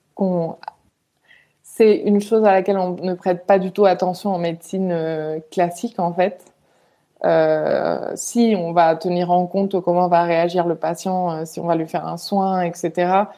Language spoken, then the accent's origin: French; Majorca, Balearic Islands, Spain; moved away as an adult; also born or lived in Valencia; je suis espagnole euh, d'origine et du coup euh, euh, j'habitais en Espagne à l'époque. j'ai habité très longtemps en fait à Majorque et après j'ai déménagé à Valence quand j'avais 14 ans.